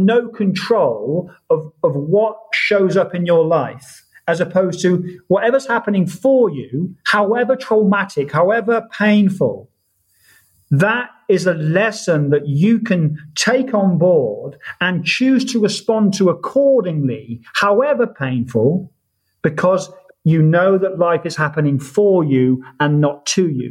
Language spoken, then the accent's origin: English; Oxford, South East England, United Kingdom; moved away as an adult; also born or lived in Ibiza; born in Oxford, born and bred in Oxford, stayed there for 18 or 19 years